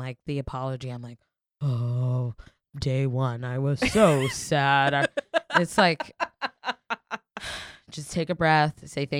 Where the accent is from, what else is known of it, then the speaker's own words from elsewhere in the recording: the South, United States; also born or lived in Florida; now in New York, United States; I'm from the South and I still go back to the South